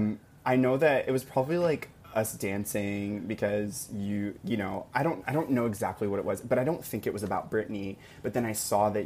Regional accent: Arkansas, United States; I'm from a small town in Arkansas of like 2,000 people. And yeah, so little country boy

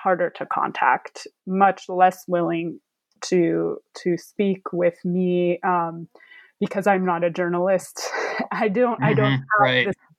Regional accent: United States; myself being American, fluent in Ukrainian, living in the United States.

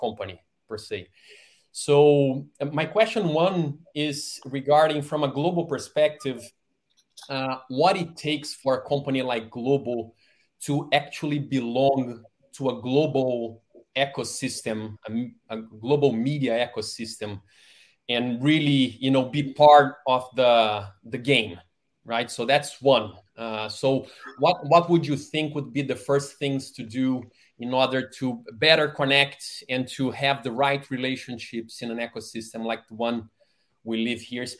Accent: Rio de Janeiro, Brazil; moved away as an adult; now in Bay Area, United States; I was born and raised in Rio de Janeiro, Brazil

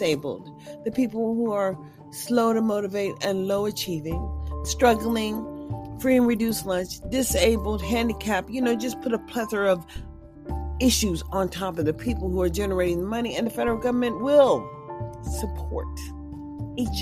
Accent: Mississippi, United States; I was born in Mississippi

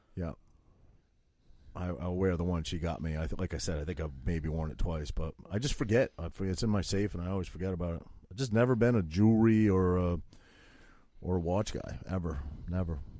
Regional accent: Maine, United States; I had to wear suspenders and flannel shirts as a prequest, prerequisite for growing up in Maine

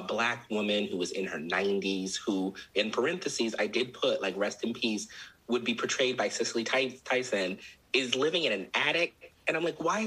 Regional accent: Maryland, United States; I'm from Maryland

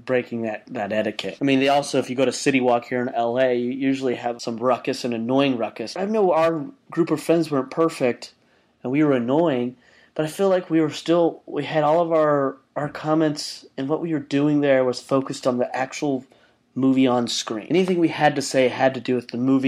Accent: Utah, United States; Growing up in Utah, I used to always go to the dollar movie with some of my best friends every Tuesday night

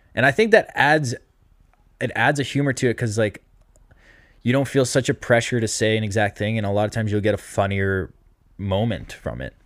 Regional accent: Massachusetts, United States; I'm from Mass

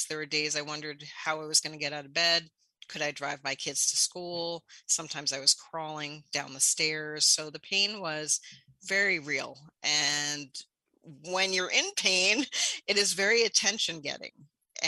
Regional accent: New York City, New York, United States; I grew up in New York City, saw addiction firsthand

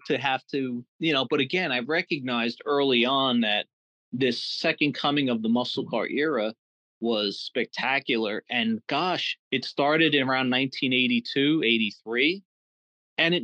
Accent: Jersey City, New Jersey, United States; I grew up in Jersey City.

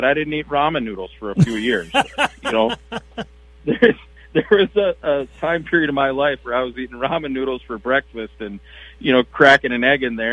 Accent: Chisago City, Minnesota, United States; also born or lived in Mille Lacs, Minnesota; I'm from Chisago, and I grew up on Green Lake there

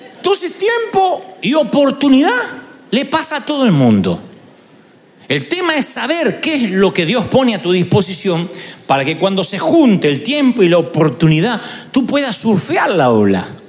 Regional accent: Argentina; moved away; allá en Argentina nací, allá.

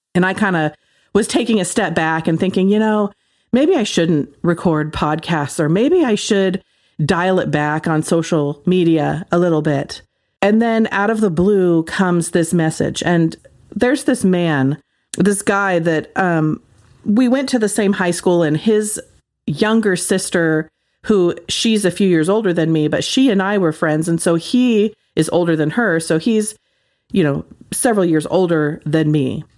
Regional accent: Ashland, United States; my hometown is, like, super liberal.

